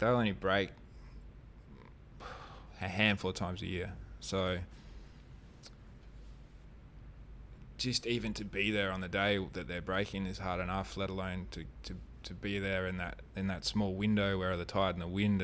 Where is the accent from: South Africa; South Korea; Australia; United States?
Australia; Kalbarri, Western Australia; growing up in Kalbarri, and we had, like, really good reefs